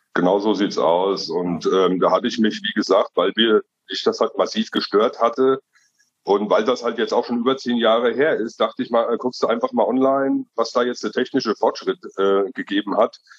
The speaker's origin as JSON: {"language": "German", "town": "Rabenau", "region": "Hesse", "country": "Germany", "said": "bin aus Mittelhessen, aus der schönen Rabenau"}